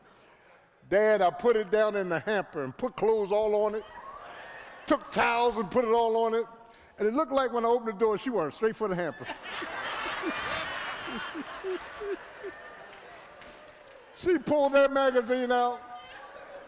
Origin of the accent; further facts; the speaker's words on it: Philadelphia, Pennsylvania, United States; I'm from Philly. I'm from South Philly.